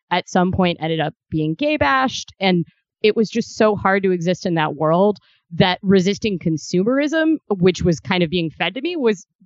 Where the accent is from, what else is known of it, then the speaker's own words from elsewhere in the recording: Midwest, United States; also born or lived in Kentucky / Ohio; I'm originally from the Midwest. I spent about half my day in Kentucky and half in Ohio in my teenage years